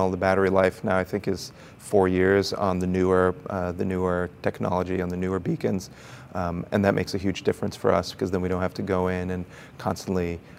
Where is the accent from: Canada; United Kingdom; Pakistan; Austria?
Austria; also born or lived in Brazil / Chile / United States / New York City; now in San Diego, United States; So my father was an international banker, and I grew up in Brazil, Chile, Austria, and the United States and then came to the United States for college.